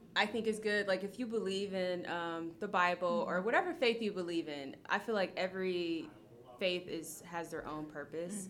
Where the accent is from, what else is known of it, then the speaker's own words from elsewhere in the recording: Akron, Ohio, United States; I'm from Akron, Ohio, born and raised